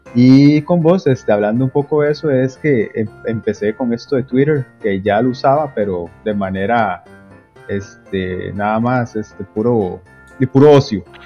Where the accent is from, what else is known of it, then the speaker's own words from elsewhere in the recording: Limón, Costa Rica; yo soy costarricense, en la provincia de Limón